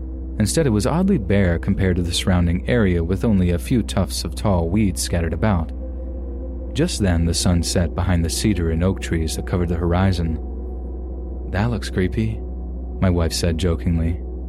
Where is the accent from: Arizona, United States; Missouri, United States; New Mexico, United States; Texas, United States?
Texas, United States; her son and I all moved to an area close to where I grew up in Central Texas.